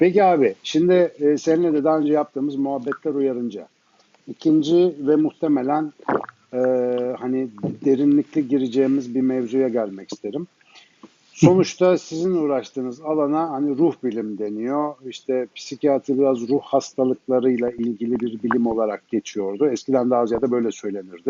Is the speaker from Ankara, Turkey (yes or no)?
yes; Ankara, Turkey; now in Istanbul, Turkey; ben Ankaralıyım